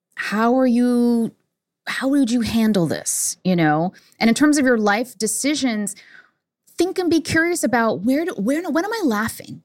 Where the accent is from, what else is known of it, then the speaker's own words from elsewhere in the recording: New York City, New York, United States; I was born in Manhattan